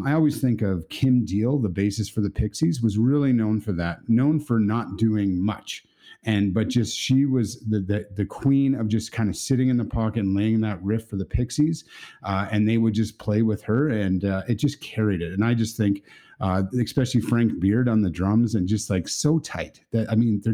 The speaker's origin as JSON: {"language": "English", "country": "Canada", "said": "as a Canadian"}